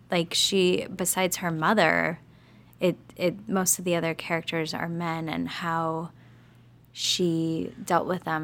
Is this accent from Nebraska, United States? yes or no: yes; Lincoln, Nebraska, United States; I'm from the Midwest